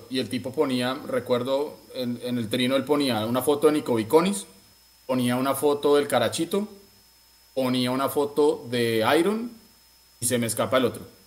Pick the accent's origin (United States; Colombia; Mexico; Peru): Colombia; Bogotá; moved away; como buen rolo